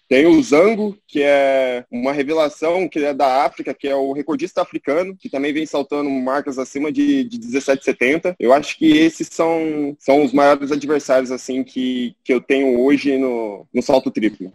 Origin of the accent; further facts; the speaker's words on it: Londrina, Paraná, Brazil; moved away; voltei para minha terra natal, que é Londrina, no Paraná